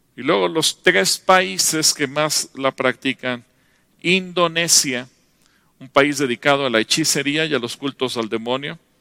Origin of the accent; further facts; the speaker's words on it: Mexico; como nación mexicana